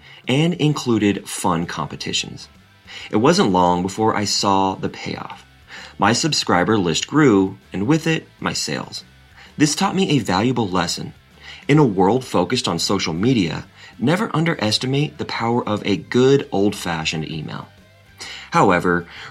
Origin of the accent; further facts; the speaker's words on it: Seattle, Washington, United States; moved away as an adult; now in San Francisco, United States; I'm originally from Seattle, a city known for its vibrant arts culture